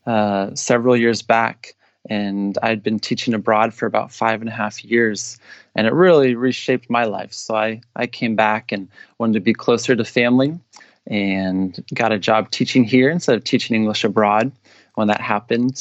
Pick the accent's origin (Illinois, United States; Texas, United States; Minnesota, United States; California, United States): California, United States; Sacramento; moved away as an adult; also born or lived in Georgia / South Carolina; I grew up in Sacramento. I was here for the first 18 years of my life